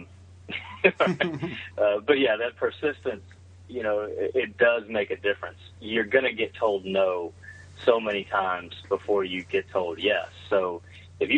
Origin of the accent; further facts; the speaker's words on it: South Louisiana, United States; also born or lived in Texas; I was born and raised in raised in South Louisiana. I was born in Texas.